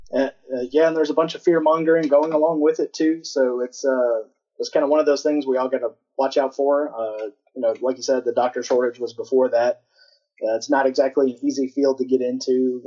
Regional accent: Council Bluffs, Iowa, United States; moved away; also born or lived in Omaha, Nebraska; as a little kid, I was born in Omaha, Nebraska, lived in uh, Council Bluffs, Iowa

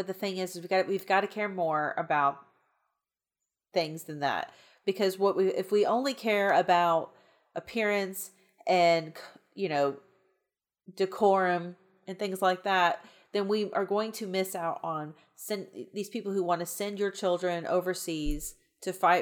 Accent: the South, United States; I grew up in the South

